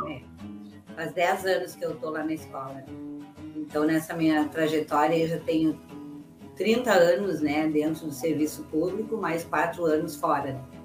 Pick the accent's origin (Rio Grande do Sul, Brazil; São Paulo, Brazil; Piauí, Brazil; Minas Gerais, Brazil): Rio Grande do Sul, Brazil; Carazinho; moved away; also born or lived in Guaíba / Canoas; em 1994 eu fui morar de novo na minha cidade natal, que é Carazinho.